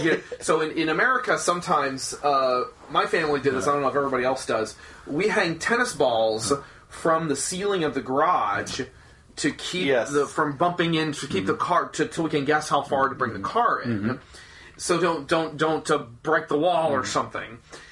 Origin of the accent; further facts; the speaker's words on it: United States; Yes, I've been very fortunate because I'm an American artist coming over there